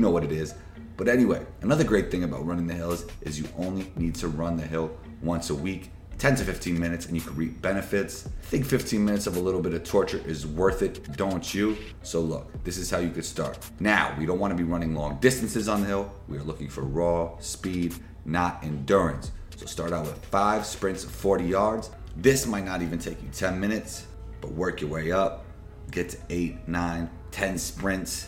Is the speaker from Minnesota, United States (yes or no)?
no; New York City, New York, United States; growing up in New York City, playing ball, my friends and I were very competitive